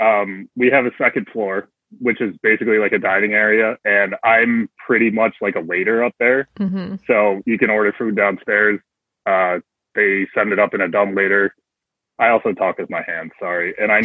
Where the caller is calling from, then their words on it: Buffalo, New York, United States; Bright and sunny, tropical Buffalo, New York.